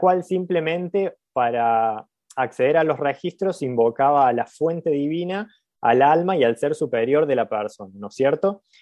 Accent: Villa Carlos Paz, Córdoba, Argentina; accent: cordobés tonada; soy de Carlos Paz, nací en Carlos Paz.

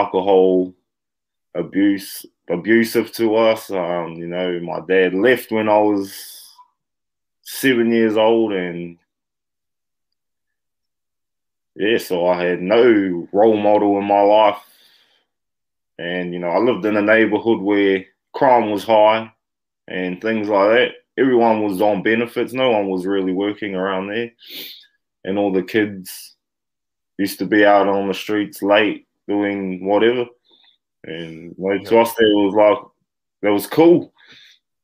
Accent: New Zealand; here in my hometown

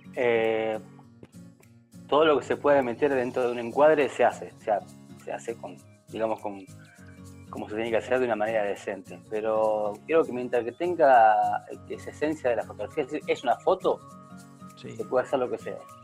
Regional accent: Pergamino, Buenos Aires Province, Argentina; Ciudad de Pergamino

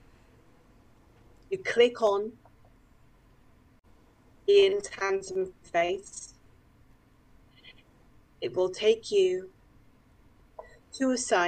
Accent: United Kingdom; I am British

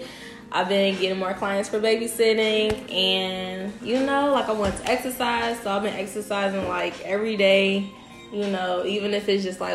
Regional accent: Ohio, United States; also born or lived in Alabama; now in Atlanta, United States; I was born in Alabama and I was raised in Ohio

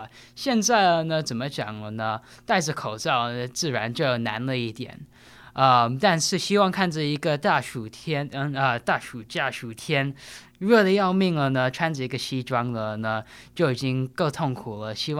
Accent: New York City, New York, United States; 我是纽约出生长大的。

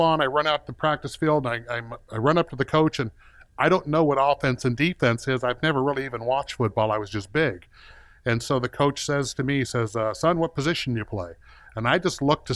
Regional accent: Compton, California, United States; I was born in Compton, California, and life was good in Southern California

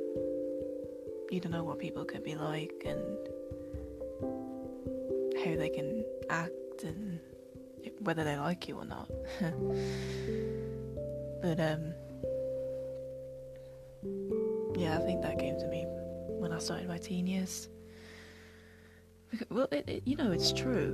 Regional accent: United Kingdom; I am very British. Not your typical Londoner. No, I was born and raised in a very small town. Still live here.

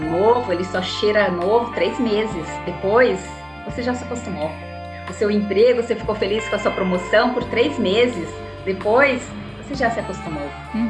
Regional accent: Natal, Rio Grande do Norte, Brazil; moved away as an adult; now in São Paulo, Brazil; jornalista que sou, também aí de Natal, né, como você bem trouxe, sou do Nordeste, moro aqui há, há 26 anos em São Paulo

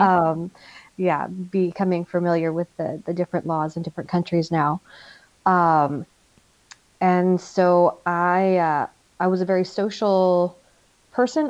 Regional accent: United States; moved away as an adult; now in Germany; we're American military

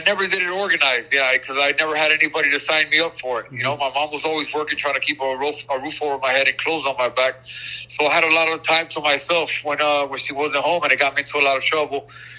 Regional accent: Miami, Florida, United States; I was born and raised in Miami, Florida

